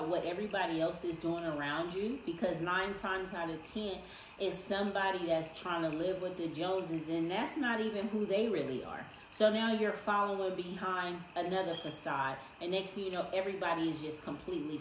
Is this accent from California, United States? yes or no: yes; Inglewood, California, United States; I'm from Inglewood, California, okay? Grew up in Inglewood on 104th and Darby